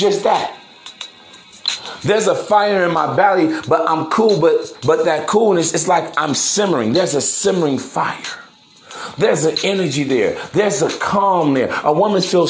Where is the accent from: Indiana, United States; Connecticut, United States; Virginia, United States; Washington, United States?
Indiana, United States; East Chicago; where I come from, man, Chicago, in the Midwest, I'm actually from East Chicago, Indiana, Harborside